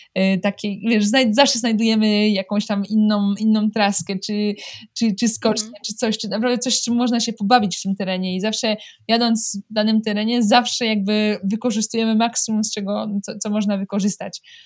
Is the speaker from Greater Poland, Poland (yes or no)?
no; Łódź, Łódź Voivodeship, Poland; moved away as an adult; also born or lived in France / Vercorin, Switzerland; now in Switzerland; jestem z Łodzi